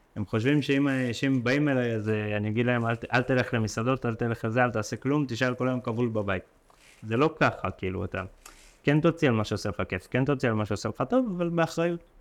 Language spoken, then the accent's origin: Hebrew; Ashkelon, Southern District, Israel; גרתי באשקלון, בשכונת עתיקות